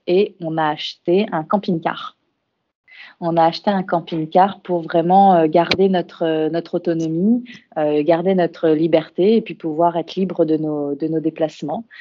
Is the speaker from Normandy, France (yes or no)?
no; Burgundy, Bourgogne-Franche-Comté, France; moved away as an adult; also born or lived in Australia / Lyon; On est originaire de Bourgogne euh, dans Lyon